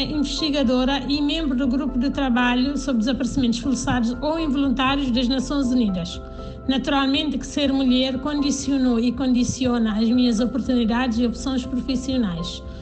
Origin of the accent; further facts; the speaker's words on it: Canchungo, Cacheu, Guinea-Bissau; nasci em Canchungo, na Guiné-Bissau